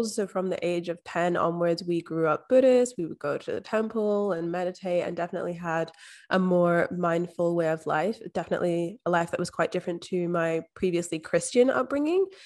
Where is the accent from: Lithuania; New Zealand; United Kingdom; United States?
United Kingdom; Scotland; now in Australia; So I'm actually from Scotland, but I've been living overseas in Australia for the past five years. So there's a bit of mishmash of everything in there.